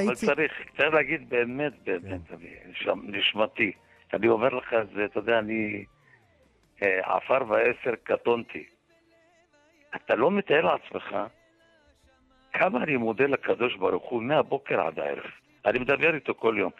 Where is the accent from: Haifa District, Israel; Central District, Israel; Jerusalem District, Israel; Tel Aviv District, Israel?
Jerusalem District, Israel; Jerusalem; אני גדלתי חלק בממילה וחלק בקטמונית